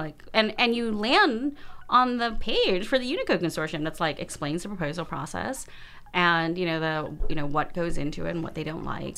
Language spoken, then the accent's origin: English; United States; I'm Chinese American